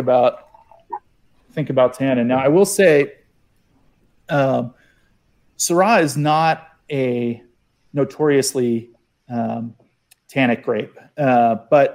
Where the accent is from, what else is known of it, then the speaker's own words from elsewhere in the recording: outside of Philly, Pennsylvania, United States; I grew up outside of Philly